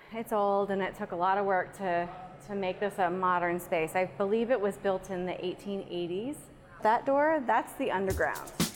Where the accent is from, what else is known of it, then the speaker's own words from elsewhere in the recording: Pennsylvania, United States; also born or lived in Germany / State College, Pennsylvania; I'm from Pennsylvania